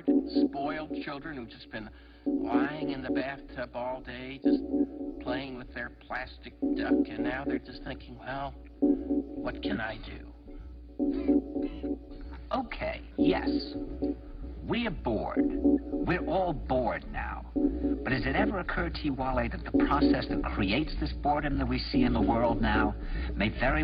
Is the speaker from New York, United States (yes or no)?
yes; New York, United States; I said, "New York."